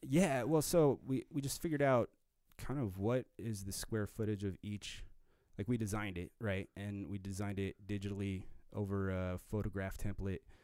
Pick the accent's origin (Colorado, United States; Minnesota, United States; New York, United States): Colorado, United States; Arvada; moved away as an adult; I grew up in the Denver area, um, Arvada.